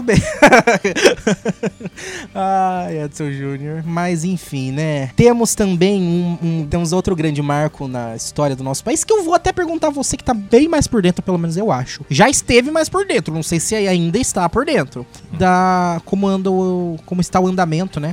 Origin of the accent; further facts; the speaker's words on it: Brazil; A gente é nipo-brasileiro